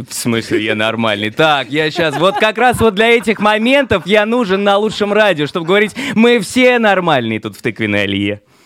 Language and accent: Russian; Saint Petersburg, Russia; moved away as an adult; now in Israel; в Санкт-Петербурге, откуда я родом